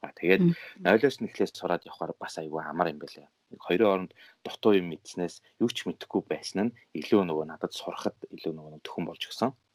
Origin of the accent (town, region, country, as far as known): Mongolia; moved away as an adult; now in Japan